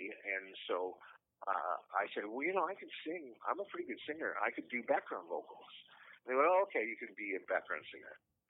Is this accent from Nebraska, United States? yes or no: yes; Omaha, Nebraska, United States; born there; my mother and father lived in Omaha, Nebraska. And I was born in Omaha, Nebraska.